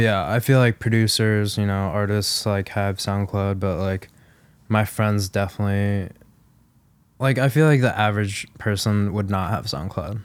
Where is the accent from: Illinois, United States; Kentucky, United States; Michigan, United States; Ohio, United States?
Illinois, United States; Chicago; Lala is, like, where my hometown is